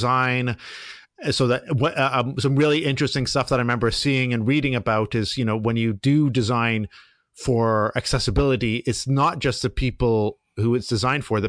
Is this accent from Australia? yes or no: no; Canada; I'm Canadian